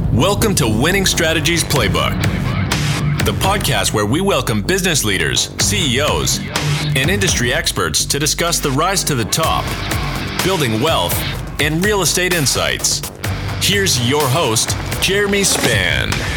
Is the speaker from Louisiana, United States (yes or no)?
no; Farmington, New Mexico, United States; moved away; I grew up in northwest New Mexico in an oil field town, Farmington, New Mexico, the San Juan Basin